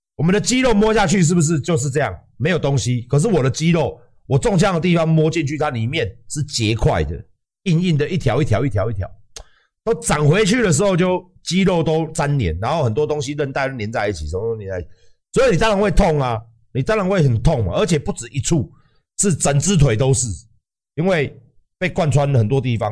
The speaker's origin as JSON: {"language": "Chinese", "country": "Taiwan", "said": "那我们台湾人呢？"}